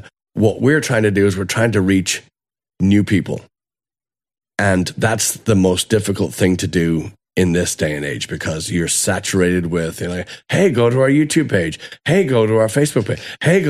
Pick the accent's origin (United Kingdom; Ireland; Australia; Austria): Ireland; Dublin, Leinster; okay, I'm from Dublin, right?